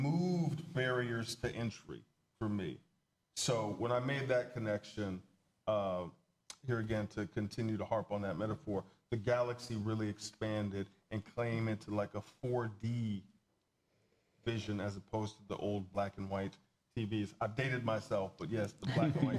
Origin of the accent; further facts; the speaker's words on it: the South, United States; I grew up in the South. I was, a young black man growing up in the South